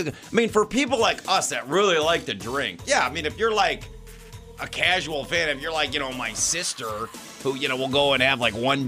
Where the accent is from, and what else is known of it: Middleton, Wisconsin, United States; born or raised there